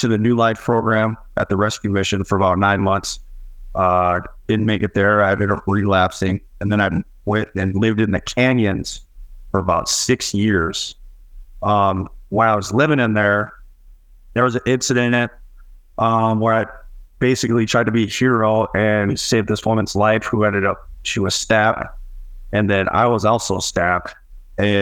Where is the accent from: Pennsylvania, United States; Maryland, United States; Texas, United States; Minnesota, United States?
Minnesota, United States; St. Paul; moved away as an adult; now in Utah, United States; I'm from St. Paul, Minnesota